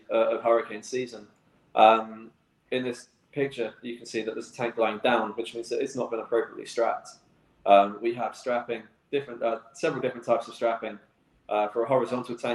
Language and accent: English; England, United Kingdom; now in Cayman Islands; Growing up in England